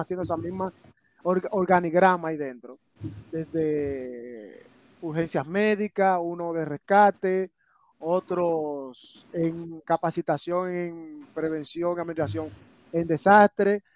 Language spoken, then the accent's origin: Spanish; Santo Domingo, Distrito Nacional, Dominican Republic; moved away; yo nací eh, en Santo Domingo, en la capital de Santo Domingo. Exactamente en el sector, muy ligado a la Sursa, en el sector de Capotillo.